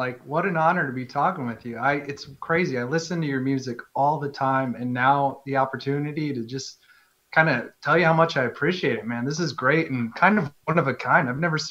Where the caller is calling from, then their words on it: Wisconsin, United States; You could see it on the whole Wisconsin.